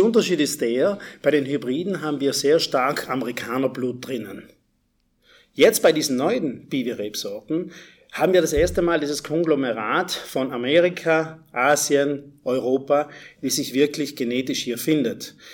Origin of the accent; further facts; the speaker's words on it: South Tyrol, Trentino-Alto Adige, Italy; ich bin aus Südtirol